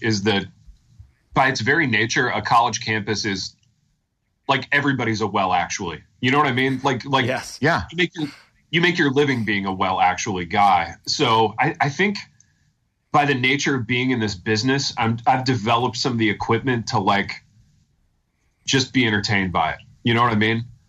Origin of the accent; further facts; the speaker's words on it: the North, United States; now in Southern US; we're both men of the North